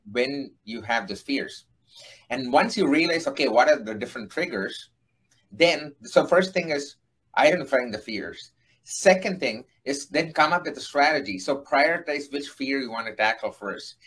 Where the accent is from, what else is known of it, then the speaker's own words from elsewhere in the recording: India; moved away as an adult; now in United States; I am an Indian who uh-huh. came to United States to do my master's